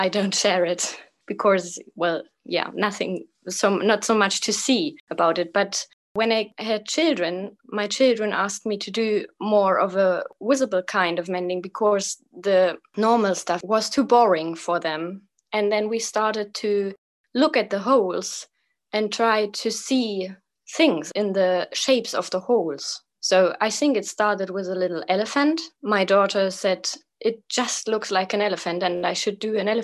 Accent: Eastern Germany near the Czech border, Germany; English is a second language; now in Kassel, Germany; Right now I live in Kassel in Germany. It's like right in the middle of Germany, but I was born in Eastern Germany near the Czech border.

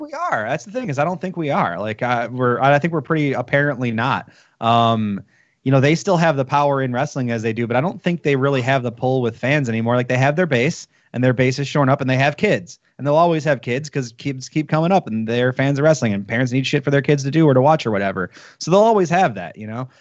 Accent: Detroit, Michigan, United States; I'm from Detroit

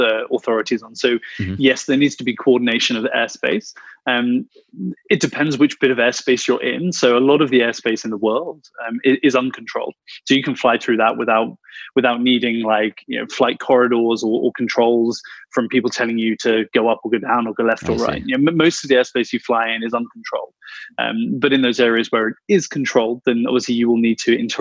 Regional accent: United Kingdom; moved away as an adult; also born or lived in Peak District, United Kingdom; now in Munich, Germany; you can probably tell from my accent that I'm a Brit, right? Living in Germany

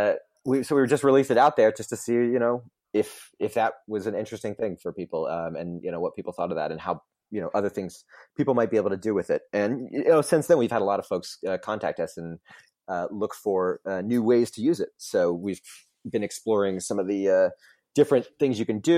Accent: Orlando, Florida, United States; I grew up in Orlando

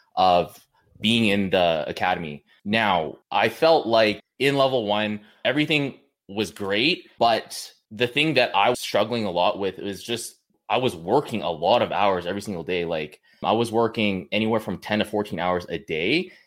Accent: Kamloops, British Columbia, Canada; I'm from Kamloops, B C

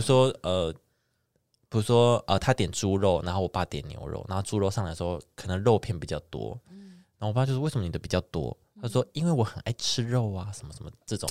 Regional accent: Neipu, Pingtung County, Taiwan; moved away; 我们老家在那个内埔那边

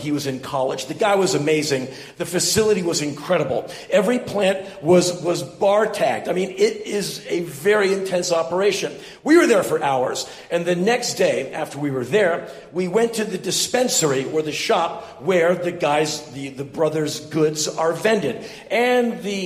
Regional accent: Washington, District of Columbia, United States; moved away as an adult; also born or lived in Los Angeles, California; I was born and raised in Washington, D.C.

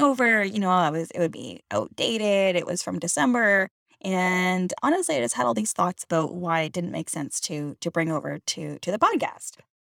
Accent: Canada; I'm Canadian

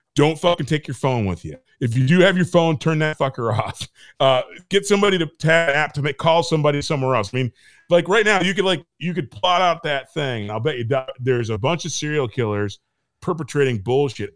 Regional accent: Michigan, United States; moved away; I came from Michigan

